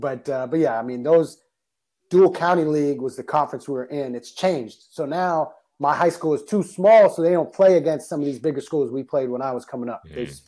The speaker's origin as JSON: {"language": "English", "town": "Weston", "region": "Massachusetts", "country": "United States", "tie": "born or raised there", "said": "I went to the middle school in my hometown, Weston Middle School, for eighth grade."}